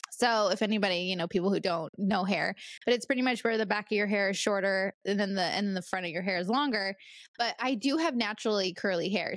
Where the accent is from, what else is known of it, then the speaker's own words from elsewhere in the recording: California, United States; moved away as an adult; also born or lived in Bay Area, California / Arizona; now in North Carolina, United States; I'm been born and raised in California